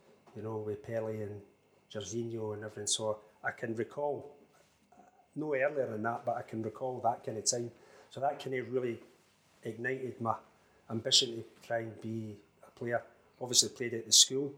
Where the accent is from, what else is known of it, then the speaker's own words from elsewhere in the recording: Dumfries, Scotland, United Kingdom; I grew up just outside Dumfries, a bit called Lochinbriggs, just as you come into Dumfries